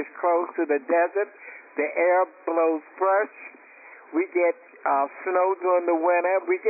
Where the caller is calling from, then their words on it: Quartz Hill, California, United States; I'm calling from Quartz Hill, California. It's about 90 miles from Los Angeles. It's quiet. It's close to the desert. The air blows fresh. We get snow during the winter.